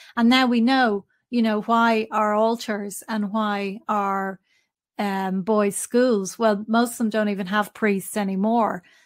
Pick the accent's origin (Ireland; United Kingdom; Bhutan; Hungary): Ireland; I grew up in Catholic Ireland